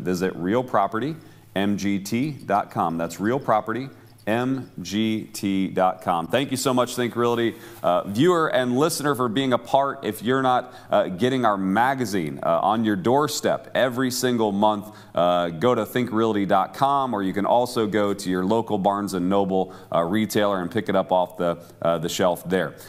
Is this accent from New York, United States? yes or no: no; Cleveland, Ohio, United States; I grew up in the Cleveland area